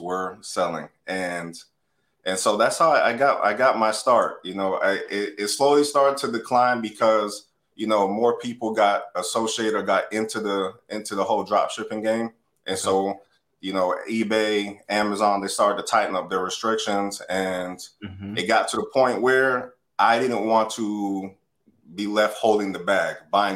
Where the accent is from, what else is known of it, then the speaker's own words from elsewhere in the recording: Atlanta, Georgia, United States; now in South Florida, United States; I grew up in Atlanta.